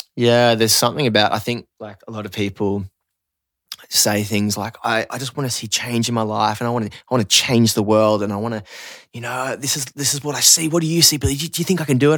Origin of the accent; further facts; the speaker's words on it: Newcastle, New South Wales, Australia; now in Byron Bay, Australia; I grew up in Newey